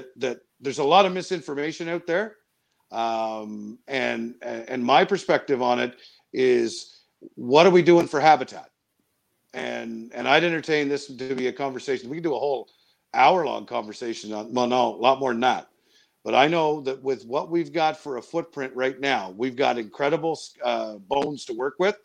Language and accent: English; Miramichi, New Brunswick, Canada; my hometown of Miramichi